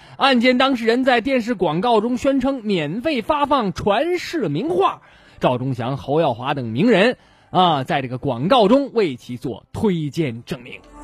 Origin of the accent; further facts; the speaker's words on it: northern China, China; 作为北方人